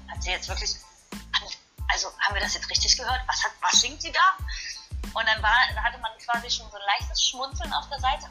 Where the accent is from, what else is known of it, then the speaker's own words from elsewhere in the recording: Halberstadt, Saxony-Anhalt, Germany; in Halberstadt, meiner Heimatstadt